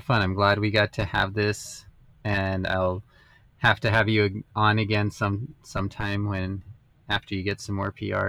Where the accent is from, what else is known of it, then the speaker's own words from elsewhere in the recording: Las Vegas, New Mexico, United States; moved away; So I grew up in Las Vegas, New Mexico.